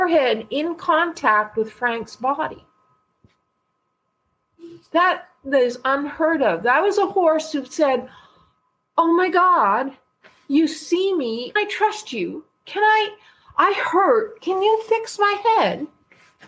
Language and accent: English; Canada; I'm from Canada